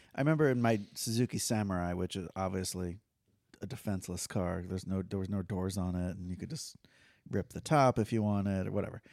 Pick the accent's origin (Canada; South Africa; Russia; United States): United States; Fort Lauderdale, Florida; I grew up in Fort Lauderdale